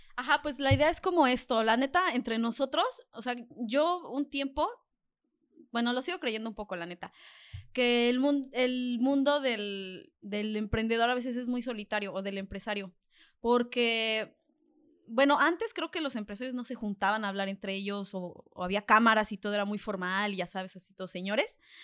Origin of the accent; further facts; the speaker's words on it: Mexico; soy mexicana